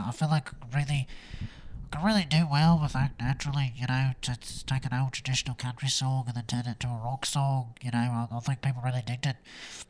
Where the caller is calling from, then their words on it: Liverpool, North West England, United Kingdom; Well, you know, I'm calling from Liverpool right now. I'm visiting some old friends, you know, and trying to get back to my roots in England.